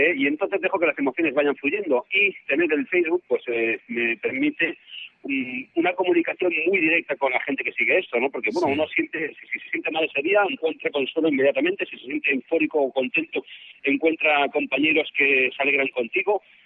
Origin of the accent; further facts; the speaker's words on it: Spain; soy español